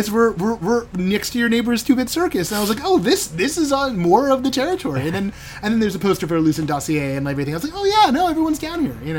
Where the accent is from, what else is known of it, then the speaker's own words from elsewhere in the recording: Southern California, United States; I grew up in Southern California